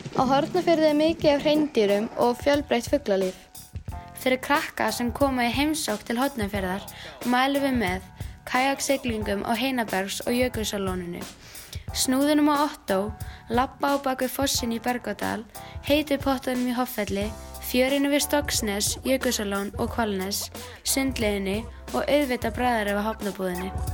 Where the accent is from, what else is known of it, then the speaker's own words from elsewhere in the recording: Höfn, Eastern Region, Iceland; við erum frængur og komum frá Hotnaferði sem er á Suðausturlandi.